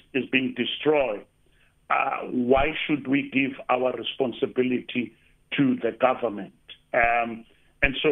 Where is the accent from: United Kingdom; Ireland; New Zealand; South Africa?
South Africa; Eastern Cape; now in Cape Town, South Africa; I come from the Eastern Cape and I'm in Cape Town